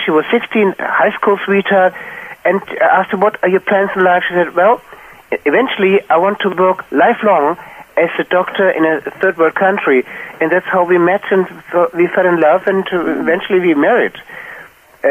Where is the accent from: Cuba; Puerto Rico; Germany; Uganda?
Germany; Wiesbaden, Hesse; moved away as an adult; also born or lived in Peru; I'm in Wiesbaden, my hometown Wiesbaden